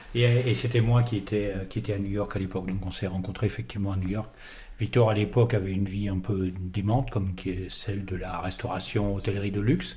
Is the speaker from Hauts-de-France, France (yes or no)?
yes; the North, Belgian border, Hauts-de-France, France; also born or lived in Paris / Drôme; now in Vinsobres, France; je suis, euh, je suis du Nord, pas du tout euh, frontière belge